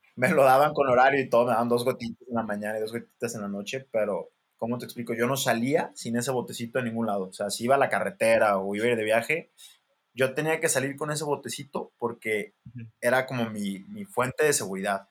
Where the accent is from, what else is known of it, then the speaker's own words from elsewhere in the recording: Mexico; soy el mexicano